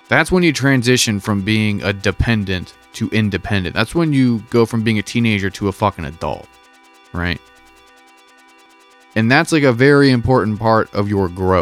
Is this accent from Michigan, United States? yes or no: no; Hagerstown, Maryland, United States; moved away as an adult; also born or lived in Olympia, Washington; now in Baltimore, United States; I was born and raised in Hagerstown, right? And I went to college in Olympia, Washington. But since college, aside from like, you know, a couple months, I've been living in Baltimore, right?